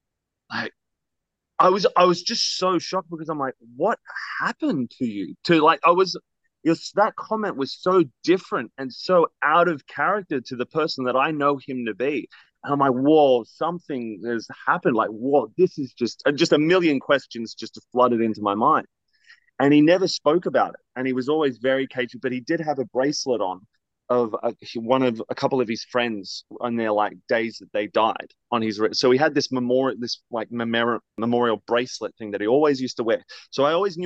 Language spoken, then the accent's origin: English; Australia; moved away; I have a bit of an accent. I'm originally from Australia.